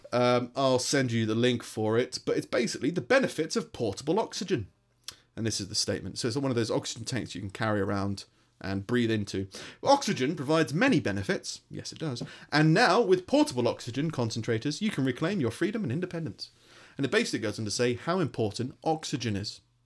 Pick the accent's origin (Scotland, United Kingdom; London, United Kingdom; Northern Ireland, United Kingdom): London, United Kingdom; accent: London; now in Stoke, United Kingdom